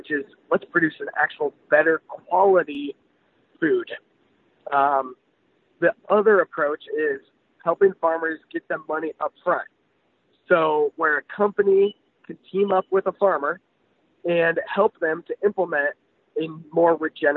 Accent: United States; we as American agriculturalists

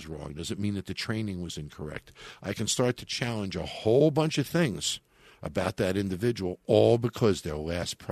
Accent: New York, United States; my home state

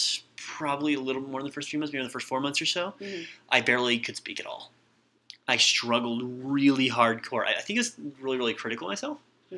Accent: Shelton, Nebraska, United States; Good old Shelton, Nebraska.

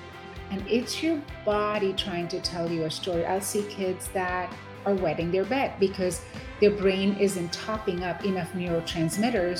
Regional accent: India; moved away as an adult; now in Houston, United States; I was born and raised in India

